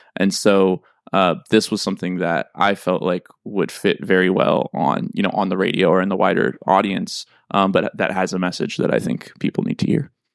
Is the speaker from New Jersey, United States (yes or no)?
no; St. Louis, Missouri, United States; moved away as an adult; also born or lived in New York; I am from Saint Louis, Missouri